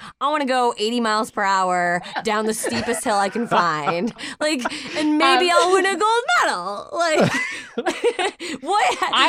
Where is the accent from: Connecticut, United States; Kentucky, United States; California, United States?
Connecticut, United States; And I'm from Connecticut. We're all from Connecticut.